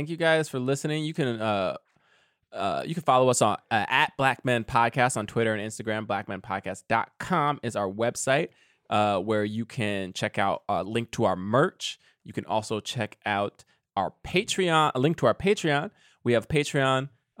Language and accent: English; Paterson, New Jersey, United States; I grew up in Paterson, New Jersey.